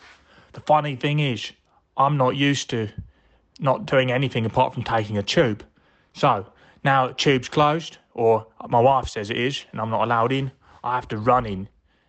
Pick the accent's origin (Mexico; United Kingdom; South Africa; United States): United Kingdom; Brixton, London; I'm from Brixton and I work at a bank.